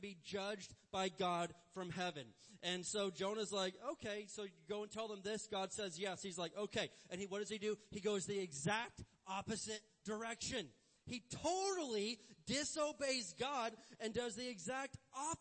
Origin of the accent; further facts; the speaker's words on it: Indiana, United States; I grew up in the Midwest in Indiana, and we had tornadoes.